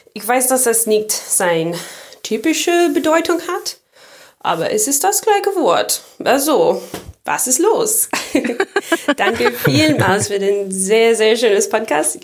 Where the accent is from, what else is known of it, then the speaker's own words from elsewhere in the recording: United States; German is a second language; now in Bremerhaven, Germany; ich komme aus den USA